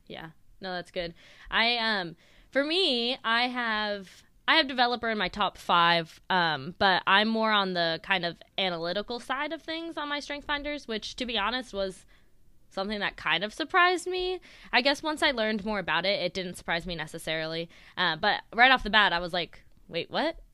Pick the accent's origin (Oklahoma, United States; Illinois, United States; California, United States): California, United States; Sacramento; I grew up out in Sacramento, in California, born and raised